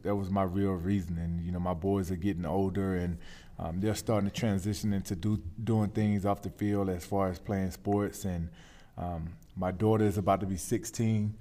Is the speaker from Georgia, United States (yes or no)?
yes; Shellman, Georgia, United States; moved away as an adult; also born or lived in Charlotte, North Carolina; I grew up in Shelman, Georgia